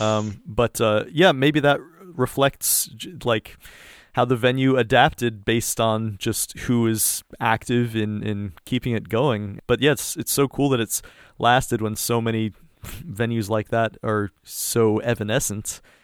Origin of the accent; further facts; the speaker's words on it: East Coast, United States; moved away as an adult; now in East Bay, California, United States; I'm from the East Coast